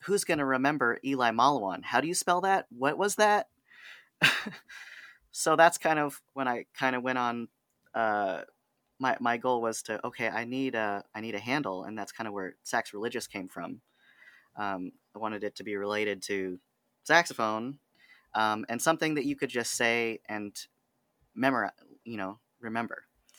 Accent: California, United States; born there; now in Sacramento, United States; And I thought, oh my gosh, I was born in the Bay. It's part of my identity.

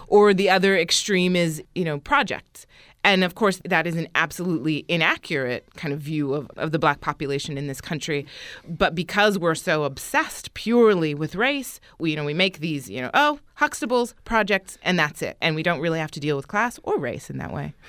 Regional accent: United States; also born or lived in Florence, Italy; I'm American

